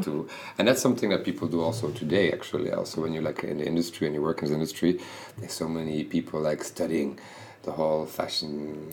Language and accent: English; Bruges, Flanders, Belgium; I come from Bruges, so basically when you when you're there, you really like you live in a very sleepy city